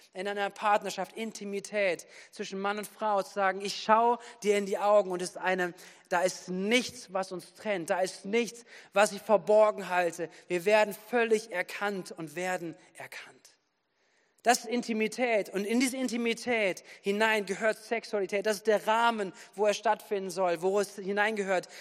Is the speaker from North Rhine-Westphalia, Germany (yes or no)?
yes; Wuppertal, North Rhine-Westphalia, Germany; now in Bad Kreuznach, Germany; Ich komme ja aus Wuppertal, da bin ich aufgewachsen